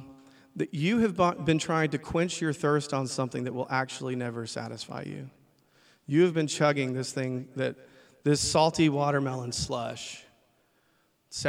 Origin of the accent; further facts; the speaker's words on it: the South, United States; I grew up in the South